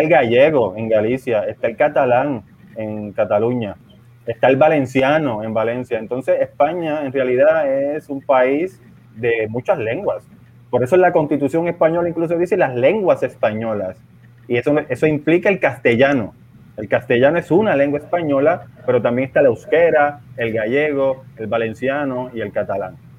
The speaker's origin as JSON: {"language": "Spanish", "town": "San Juan", "country": "Puerto Rico", "tie": "born or raised there", "also_born_or_lived": "Milwaukee, Wisconsin, United States", "moved": "as an adult", "lives_now": "Madrid, Spain", "said": "Yo soy de las Falú, papi. Nacido y criado en Las Parcelas Falú"}